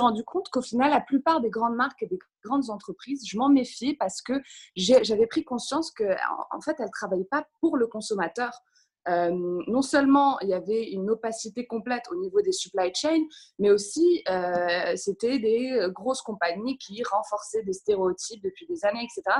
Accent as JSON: {"language": "French", "country": "Morocco", "tie": "born or raised there", "moved": "as an adult", "lives_now": "London, United Kingdom", "said": "j'ai grandi au Maroc"}